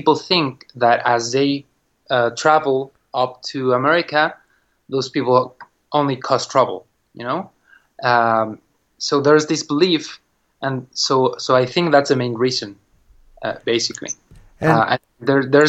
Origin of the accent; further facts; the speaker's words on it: Mexico City, Mexico; I come from Mexico City.